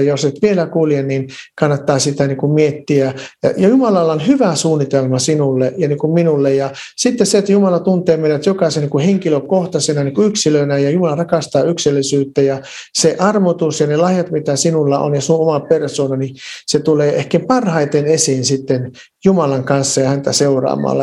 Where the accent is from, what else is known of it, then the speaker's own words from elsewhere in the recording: Varkaus, North Savo, Finland; now in Lahti, Finland; mä olen kotoisin Varkaudesta, mä olin syntynyt ja käynyt siellä kouluni